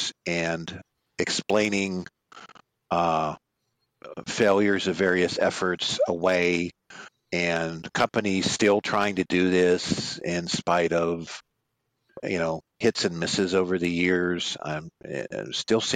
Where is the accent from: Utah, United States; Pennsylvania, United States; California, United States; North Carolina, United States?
Pennsylvania, United States; Pittsburgh; Mr. Seiner and I are both from the Berg